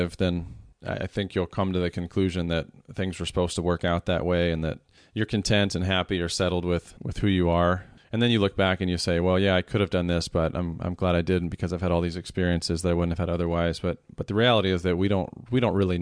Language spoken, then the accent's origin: English; Iowa, United States; moved away; the small town that I grew up back in Iowa